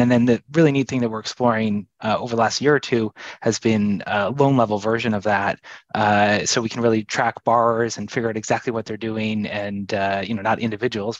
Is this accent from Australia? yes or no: no; Canada; moved away; I'm from Canada.